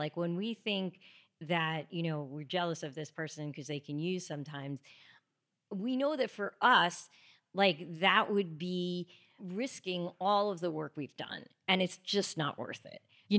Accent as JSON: {"language": "English", "town": "Greenwood Lake", "region": "New York", "country": "United States", "tie": "born or raised there", "said": "So I was born here in the city, but then when I was six, we moved upstate, about an hour upstate, to a town called Greenwood Lake"}